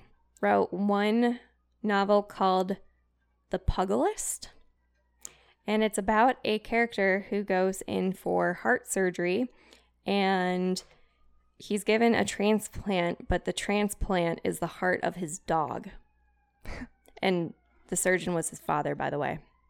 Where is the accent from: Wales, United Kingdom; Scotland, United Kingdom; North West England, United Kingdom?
Wales, United Kingdom; should I do it in a British accent because I'm from Wales?